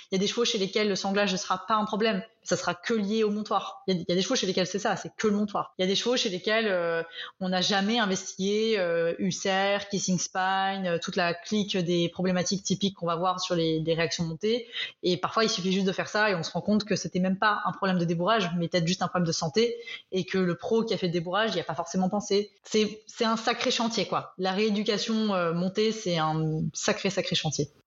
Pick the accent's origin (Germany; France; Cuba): France; moved away as an adult; now in Belgium; je suis française, mais expatriée en Belgique depuis une dizaine d'années